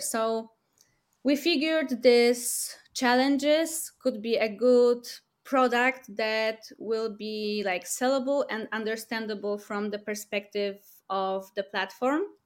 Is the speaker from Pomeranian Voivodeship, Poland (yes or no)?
no; Warsaw, Masovian Voivodeship, Poland; we're from Warsaw, Poland